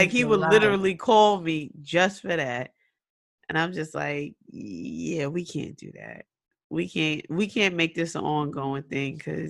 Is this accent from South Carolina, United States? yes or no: no; New York City, New York, United States; we was from Rockaway